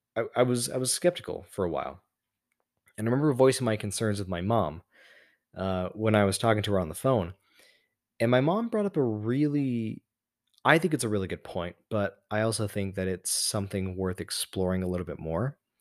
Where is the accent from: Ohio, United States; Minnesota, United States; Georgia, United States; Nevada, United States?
Nevada, United States; Las Vegas; moved away; my hometown